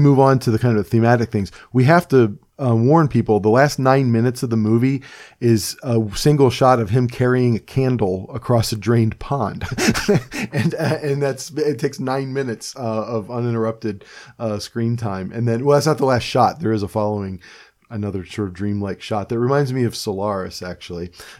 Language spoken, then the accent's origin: English; Cleveland, Ohio, United States; now in Pennsylvania, United States; I'm a person who's also kind of displaced. I'm from Cleveland, Ohio, and I will probably never live there again.